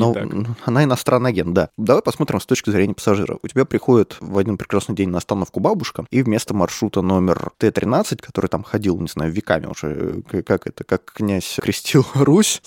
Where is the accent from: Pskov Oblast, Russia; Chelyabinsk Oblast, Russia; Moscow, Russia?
Moscow, Russia; я родился и вырос в Москве